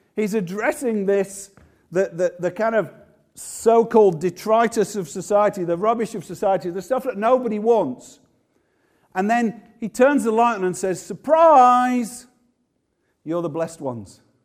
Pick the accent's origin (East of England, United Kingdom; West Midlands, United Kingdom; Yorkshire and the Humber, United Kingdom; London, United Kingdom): Yorkshire and the Humber, United Kingdom; moved away; also born or lived in Manchester; I'm from Yorkshire, but I did love it in Manchester in many ways